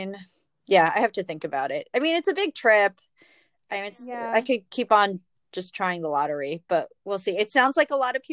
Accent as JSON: {"language": "English", "town": "New York City", "region": "New York", "country": "United States", "tie": "born or raised there", "said": "it's my hometown race"}